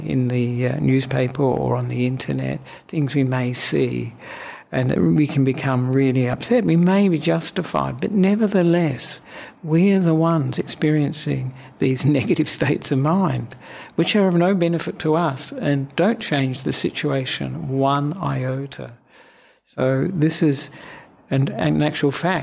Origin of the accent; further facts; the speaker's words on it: Australia; also born or lived in Sri Lanka / Western Australia; now in Victoria, Australia; I'm an Australian monk